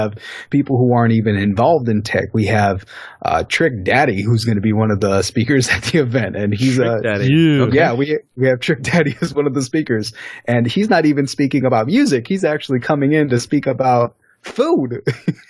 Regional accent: Haiti; I'm actually a Haitian

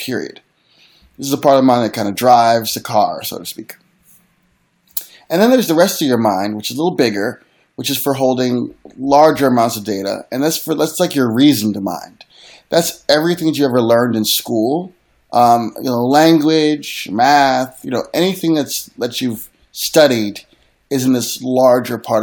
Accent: Philadelphia, Pennsylvania, United States; I'm from Philly

